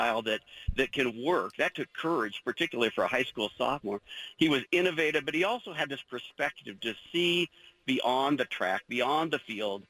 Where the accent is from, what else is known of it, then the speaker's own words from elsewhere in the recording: Corvallis, Oregon, United States; I grew up in Corvallis